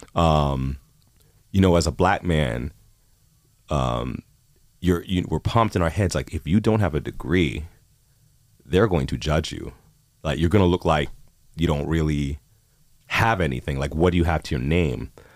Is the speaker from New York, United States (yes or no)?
yes; New York City, New York, United States; moved away as an adult; also born or lived in College Park, Maryland / Miami / Chicago; now in Toronto, Canada; I grew up in Queens, New York